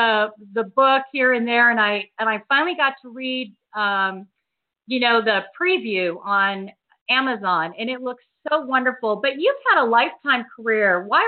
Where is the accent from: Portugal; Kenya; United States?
United States; Huntington Beach, California; now in Washington, D.C., United States; I grew up in Huntington Beach.